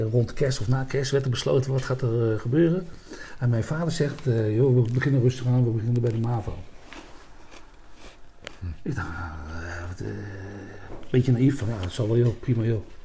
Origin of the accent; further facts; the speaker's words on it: Malden, Gelderland, Netherlands; moved away; also born or lived in Rheden / Nijmegen / Roosendaal; Ik kom uit Nijmegen. Ik ben geboren in Reden, achter Arnhem, Postbank. Nee, ja, ik kom uit Nijmegen. Ik Malden.